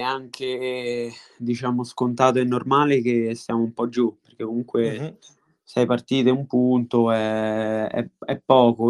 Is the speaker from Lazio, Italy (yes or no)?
yes; Montalto di Castro, Lazio, Italy; ho giocato nella squadra del mio paese, io sono di Montalto di Castro